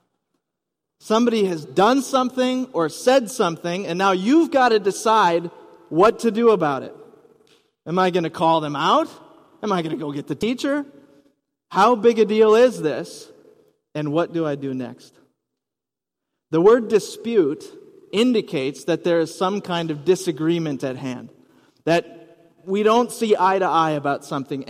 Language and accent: English; Rice Lake, Wisconsin, United States; moved away as an adult; also born or lived in West Coast / overseas / Minnesota; now in Twin Cities, United States; I grew up in Wisconsin, then moved to the West Coast, lived overseas for a few years, boomeranged back here to the Twin Cities, and settled in Minnesota